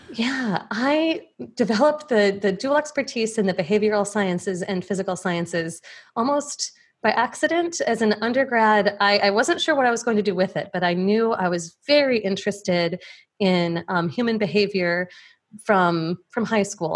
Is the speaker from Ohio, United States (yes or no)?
no; Plainfield, Illinois, United States; I grew up in the Chicago suburbs, just outside of Plainfield, Illinois